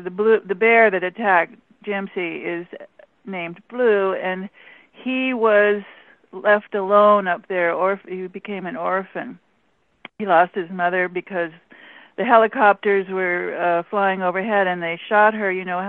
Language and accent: English; Alaska, United States; not, because I'm from Alaska.